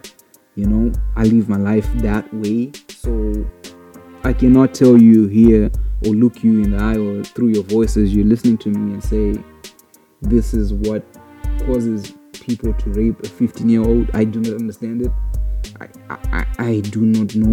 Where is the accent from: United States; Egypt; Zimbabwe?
Zimbabwe; growing up in Zimbabwe